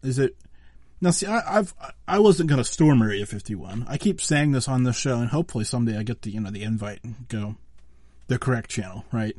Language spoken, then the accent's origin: English; Pennsylvania, United States; I'm from Pennsylvania.